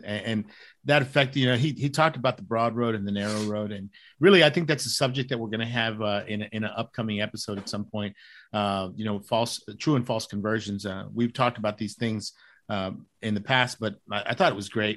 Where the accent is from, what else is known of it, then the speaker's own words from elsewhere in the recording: Dallas, Texas, United States; I'm from Dallas